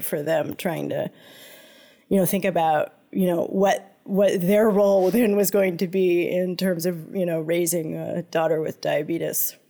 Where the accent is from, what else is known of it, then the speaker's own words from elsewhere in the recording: United States; moved away as an adult; now in Montreal, Canada; I grew up in the United States